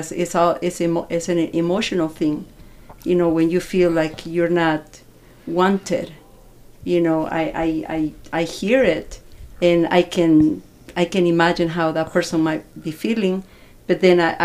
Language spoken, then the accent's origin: English; El Salvador; now in United States; I'm from El Salvador